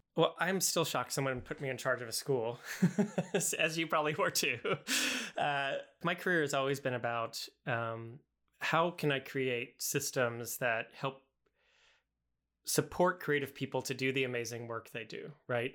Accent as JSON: {"language": "English", "region": "the South", "country": "United States", "said": "I'm from the South"}